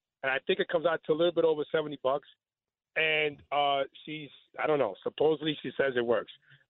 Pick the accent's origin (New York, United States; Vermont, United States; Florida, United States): New York, United States; New York City; I just want to say I'm from the Bronx.